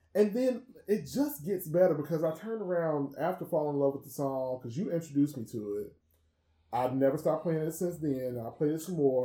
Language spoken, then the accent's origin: English; Chicago, Illinois, United States; I am from Chicago, which means that I am a house head by default